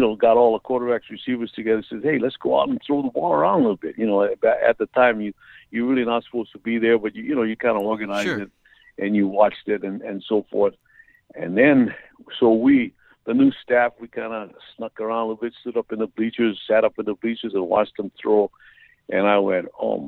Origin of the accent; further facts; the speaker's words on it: Hawaii, United States; accent: pidgin English; moved away; I'm from Hawaii with pidgin English